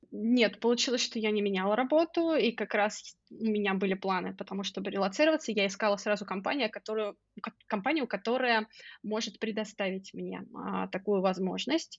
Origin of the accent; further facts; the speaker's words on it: Oryol, Oryol Oblast, Russia; moved away as an adult; also born or lived in Moscow, Russia; now in Podgorica, Montenegro; мой родной город Орел